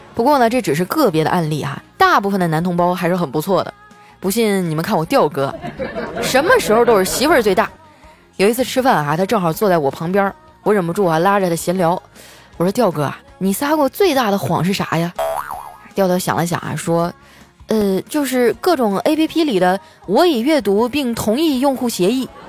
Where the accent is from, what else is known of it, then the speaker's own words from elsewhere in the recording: Northeast China, China; 身为一个东北人啊，喝酒我倒是从来没怂过啊